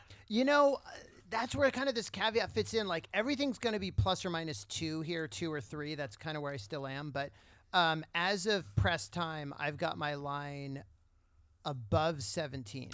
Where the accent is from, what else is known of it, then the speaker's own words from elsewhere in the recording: San Diego, California, United States; I grew up in San Diego